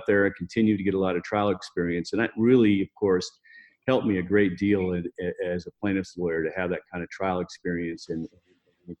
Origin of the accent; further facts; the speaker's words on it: Las Vegas, Nevada, United States; Well, I grew up here in Las Vegas. I wasn't born here, but I'm pretty close to being a native. Been here nearly my whole life.